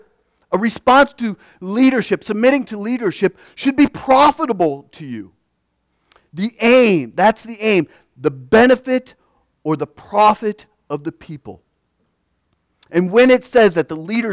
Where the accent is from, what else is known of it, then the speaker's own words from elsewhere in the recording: United States; we as Christian Americans